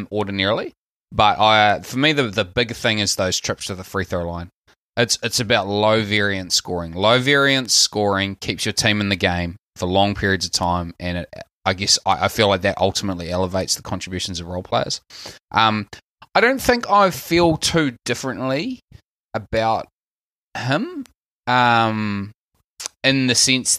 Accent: New Zealand; accent: Kiwi; My Kiwi accent, I'm so Kiwi

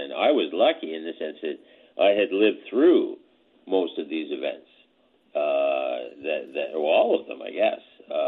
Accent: Canada; what really impressed me as a student of history and as a Canadian was his effectiveness on the international scene.

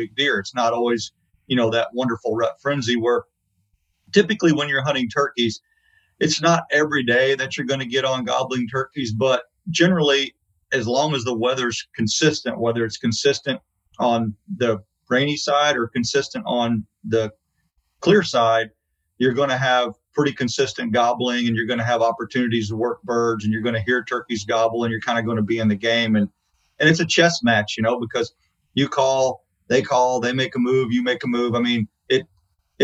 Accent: Missouri, United States; I grew up hunting in Missouri

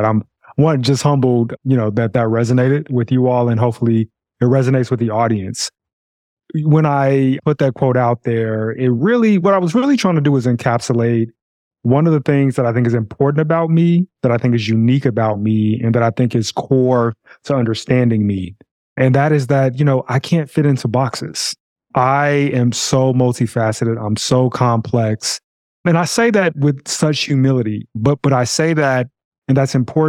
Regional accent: Chicago, Illinois, United States; grew up in Chicago all my life, and I grew up on the south side of Chicago

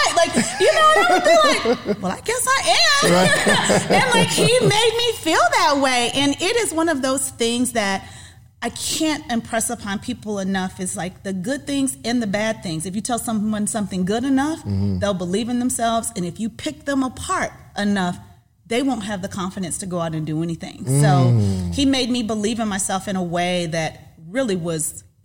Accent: Panama City, Florida, United States; I was born in Florida, raised in Panama City, Florida

